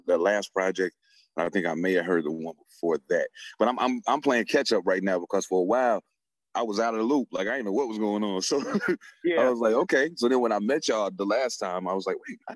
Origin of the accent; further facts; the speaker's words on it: East Coast, United States; I'm being from the East Coast